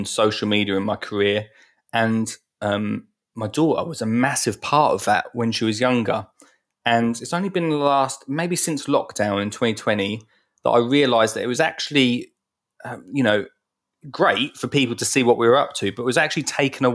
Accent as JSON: {"language": "English", "area": "Essex", "region": "East of England", "country": "United Kingdom", "said": "I'm from Essex"}